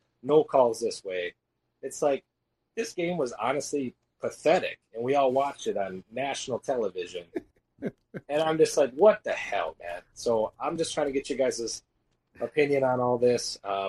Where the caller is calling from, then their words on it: Wausau, Wisconsin, United States; I'm in Wausau, Wisconsin.